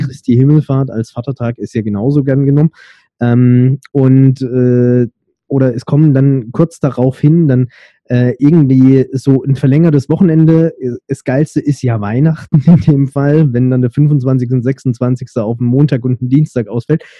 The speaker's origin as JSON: {"language": "German", "town": "Stuttgart", "region": "Baden-Württemberg", "country": "Germany", "said": "bei uns in Stuttgart"}